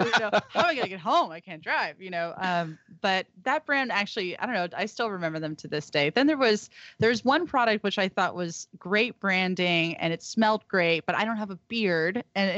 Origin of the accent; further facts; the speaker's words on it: Humboldt, California, United States; And since we're from Humboldt and from the Emerald Triangle, we know a lot about cultivation from seed to sale.